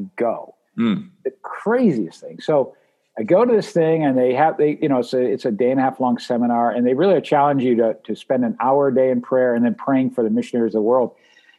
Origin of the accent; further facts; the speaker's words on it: New Hampshire, United States; I grew up in Lilywhite, New Hampshire